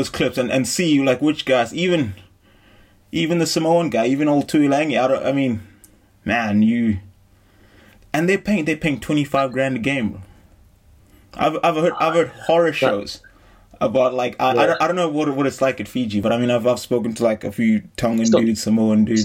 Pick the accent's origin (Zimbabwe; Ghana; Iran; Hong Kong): Zimbabwe; I'm from Zimbabwe